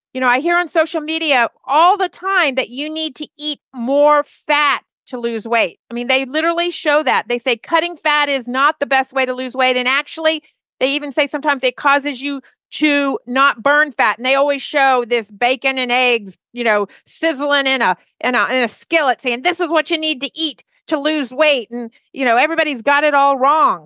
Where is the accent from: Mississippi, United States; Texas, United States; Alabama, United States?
Alabama, United States; we're from Alabama.